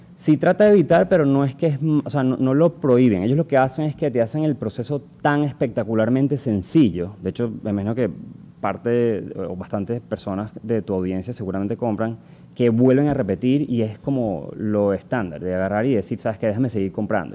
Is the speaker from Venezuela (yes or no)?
yes; Venezuela; moved away; soy venezolano también. Em, empecé mi carrera en Venezuela